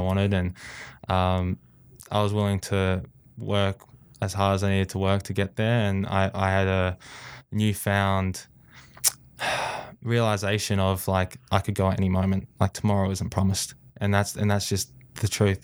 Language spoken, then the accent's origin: English; Australia; I uh, was born and raised in Australia.